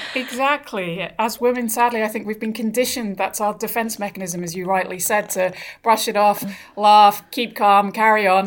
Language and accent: English; Brighton, South East England, United Kingdom; moved away; also born or lived in Australia; I grew up in Brighton in England